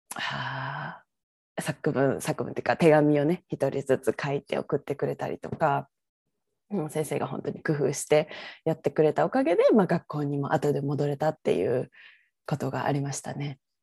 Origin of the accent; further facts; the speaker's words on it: Kyoto, Japan; moved away as an adult; now in Vancouver, Canada; 京都出身なんです